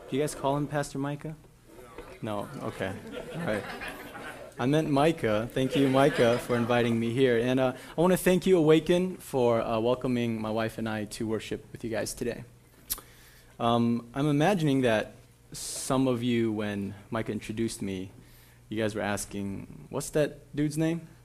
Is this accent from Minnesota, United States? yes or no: yes; Minnesota, United States; right over by where I grew up in the Midway in Frogtown